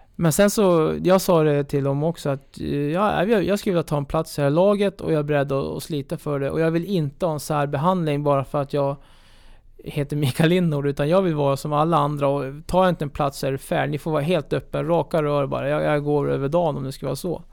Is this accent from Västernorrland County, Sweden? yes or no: yes; Örnsköldsvik, Västernorrland County, Sweden; jag kommer från Örnsköldsvik